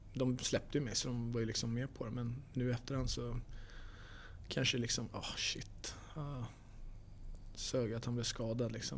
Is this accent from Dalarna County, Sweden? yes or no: no; Stockholm, Stockholm County, Sweden; also born or lived in Los Angeles, United States / Manchester, United Kingdom; now in Skellefteå, Sweden; jag är från Stockholm